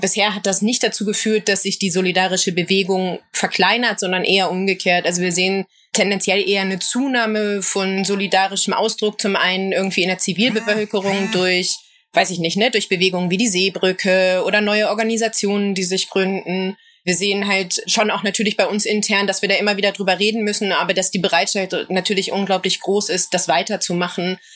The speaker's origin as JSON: {"language": "German", "region": "Berlin", "country": "Germany", "tie": "born or raised there", "said": "ich komme aus Berlin-Kreuzberg und bin aufgewachsen in einer Nachbarschaft"}